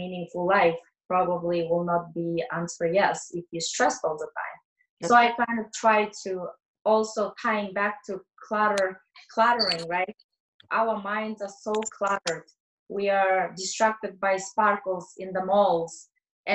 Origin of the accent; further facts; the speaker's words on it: Kazakhstan; moved away; I am originally from Kazakhstan.